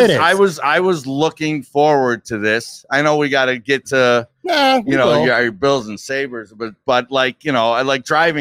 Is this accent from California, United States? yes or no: no; Buffalo, New York, United States; also born or lived in Eden, New York; I went to Eden for a stretch in grammar school, but I was born on the West Side